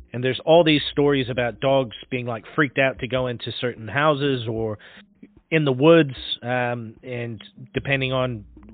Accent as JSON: {"language": "English", "region": "Pacific Northwest", "country": "United States", "moved": "yes", "said": "I'm from the Pacific Northwest originally"}